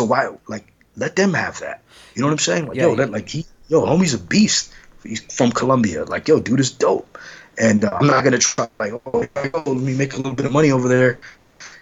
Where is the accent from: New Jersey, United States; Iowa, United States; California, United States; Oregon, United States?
California, United States; Los Angeles; I'm from Los Angeles